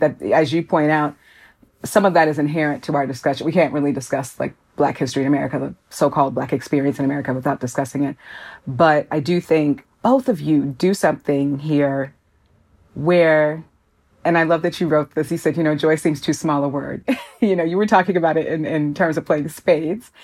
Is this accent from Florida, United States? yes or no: no; Minneapolis, Minnesota, United States; now in Chicago, United States; while I live in Chicago and was partially raised here, I'm from Minneapolis